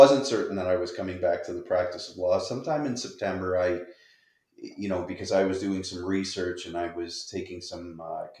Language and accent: English; Windsor, Ontario, Canada; I'm from Windsor